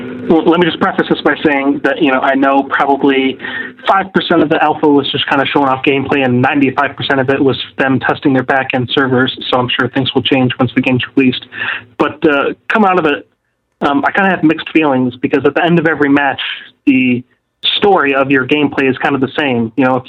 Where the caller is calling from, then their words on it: Rochester, New York, United States; from Rochester, New York